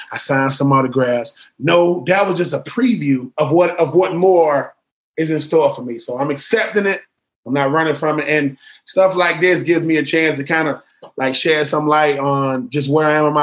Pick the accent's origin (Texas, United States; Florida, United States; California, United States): Florida, United States; He's from Ohio State. I'm from Florida.